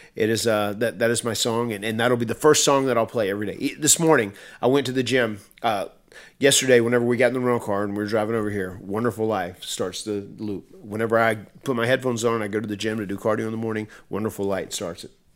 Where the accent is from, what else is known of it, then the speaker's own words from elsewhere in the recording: North Carolina, United States; I'm from North Carolina and I'm a, I'm an old, uh, old country boy.